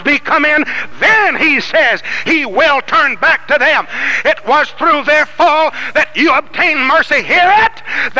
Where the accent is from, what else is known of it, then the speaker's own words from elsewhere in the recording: Louisiana, United States; I'm from Louisiana